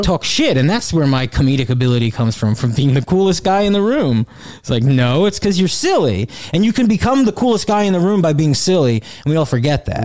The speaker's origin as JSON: {"language": "English", "town": "Pequannock", "region": "New Jersey", "country": "United States", "also_born_or_lived": "Brooklyn", "moved": "as an adult", "lives_now": "Jersey City, United States", "said": "Pequannock, New Jersey. It's Morris County. North Jersey."}